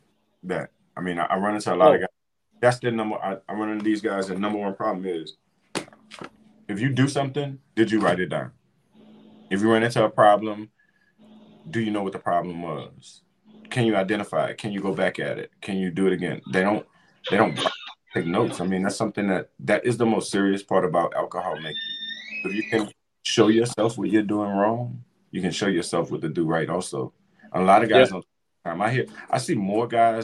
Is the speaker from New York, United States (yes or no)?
no; Louisiana, United States; moved away; I'm from Louisiana.